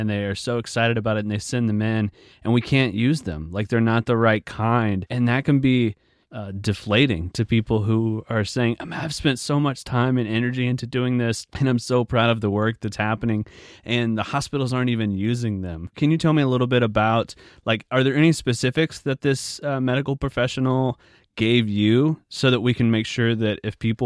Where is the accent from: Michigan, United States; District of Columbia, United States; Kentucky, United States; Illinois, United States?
Illinois, United States; Southern; moved away; also born or lived in Arkansas / St. Louis, Missouri; people I grew up with back in Southern Illinois